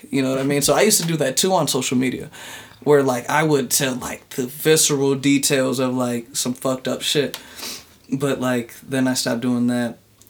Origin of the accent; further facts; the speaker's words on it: United States; I'm from America, my G. My parents are like mixed type shit.